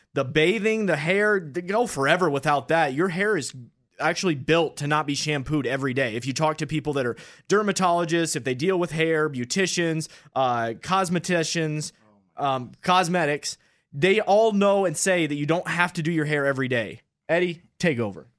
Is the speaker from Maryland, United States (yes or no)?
no; Upper Peninsula of Michigan, United States; I'm a Midwesterner. I'm from that Upper Peninsula of Michigan